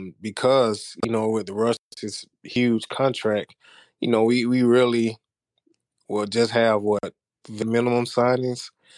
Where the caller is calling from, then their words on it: Georgia, United States; I'm tuning in from Georgia, man. So don't ask how I'm in Georgia, but I'm a Lakers fan.